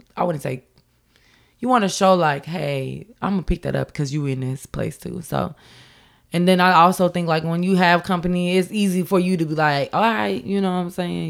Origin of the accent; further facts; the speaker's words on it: Champaign, Illinois, United States; I'm from Champaign